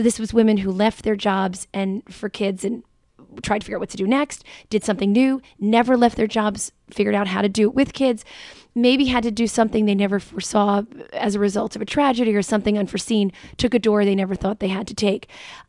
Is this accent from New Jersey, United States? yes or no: yes; Jersey City, New Jersey, United States; as well as in my hometown, Jersey City, Hudson mm-hmm. County